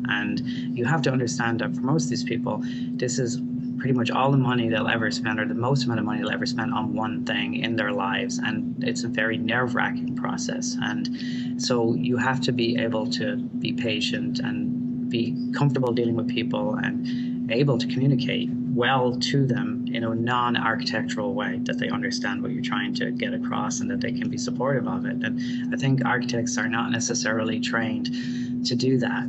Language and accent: English; Dublin, Leinster, Ireland; moved away; where I grew up in Dublin